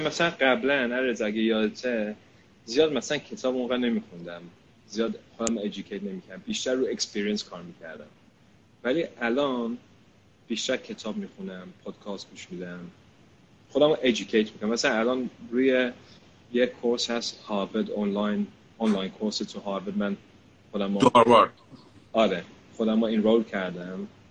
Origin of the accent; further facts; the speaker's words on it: United Kingdom; من اینجا بزرگ شدم